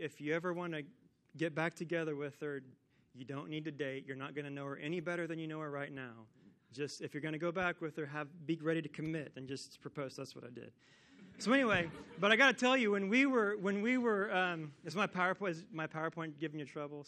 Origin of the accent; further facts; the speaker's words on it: Kansas, United States; I am from Kansas, and I have grown up watching USC sports on TV my whole life